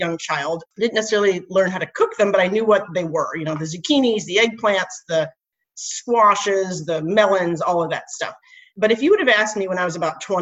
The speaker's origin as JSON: {"language": "English", "region": "Nebraska", "country": "United States", "tie": "born or raised there", "moved": "yes", "said": "I grew up in Nebraska and my dad was a farmer"}